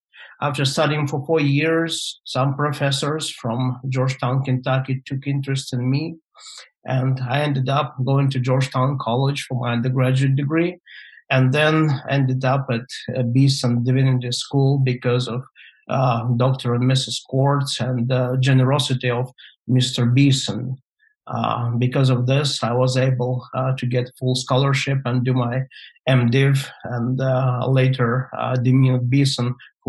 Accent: Moldova; first language Russian; English is a second language; now in Toronto, Canada; Okay, so my grandparents, both sets, were born in Ukraine. I was born in Moldova. Now, because it was a part of the Soviet Union, we were all taught Russian in school.

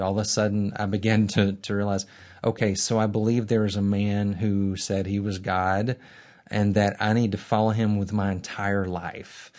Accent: Birmingham, Alabama, United States; I'm from Birmingham as well. Uh, not only did I go to Sanford and Beeson from Birmingham, I grew up in a Christian family on the northeast side of town

